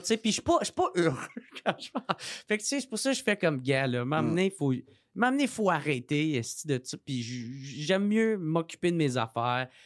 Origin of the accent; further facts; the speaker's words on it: Gatineau, Quebec, Canada; moved away; je venais de Gatineau